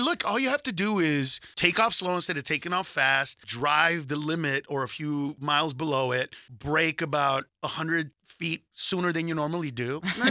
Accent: California, United States; Whereas I'm from Southern California, where I want to slap people when it's 50 degrees and they're wearing scarves.

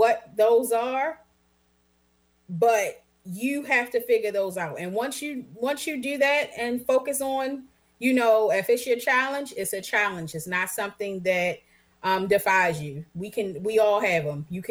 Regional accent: Baltimore, Maryland, United States; I grew up in Baltimore

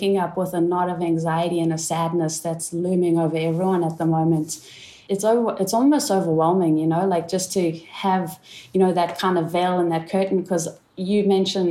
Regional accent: South Africa; the time that I grew up in South Africa

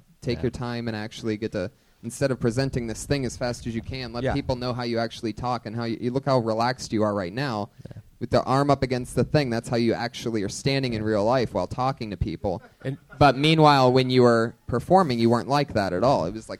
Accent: New York, United States; moved away as an adult; now in Los Angeles, United States

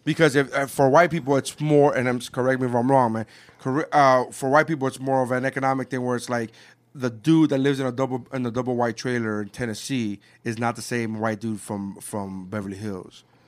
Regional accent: Nicaragua; now in United States; I'm from Nicaragua

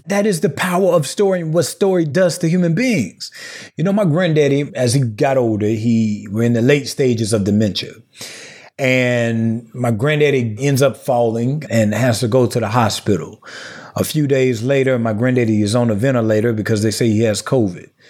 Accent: the Black Rural South, United States; I'm from the Black World South, a small town of about two thousand people

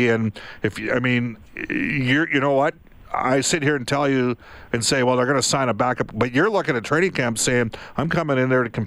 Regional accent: Massachusetts, United States; yeah, I'm from Mass.

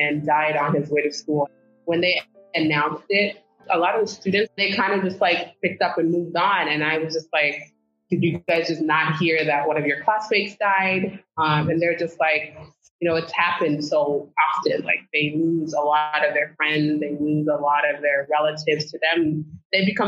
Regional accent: Phoenix, Arizona, United States; also born or lived in Senegal; growing up in South Phoenix, I actually had Teach for America teachers

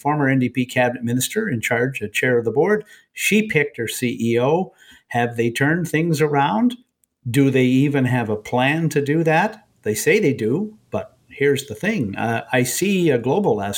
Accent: Nanaimo, British Columbia, Canada; I grew up in Nanaimo, and when I was in high school in Nanaimo

